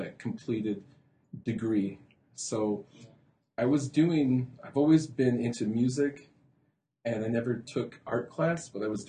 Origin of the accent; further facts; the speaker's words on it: Holland, Michigan, United States; also born or lived in Muskegon, Michigan / Grand Rapids, Michigan; I was born in Muskegon, raised in Holland, and always working in Grand Rapids and Holland area.